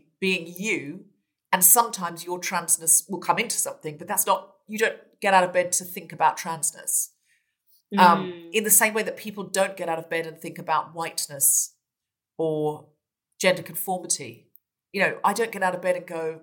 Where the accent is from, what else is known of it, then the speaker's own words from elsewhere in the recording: Gold Coast, Queensland, Australia; moved away; I was brought up on the beach in Australia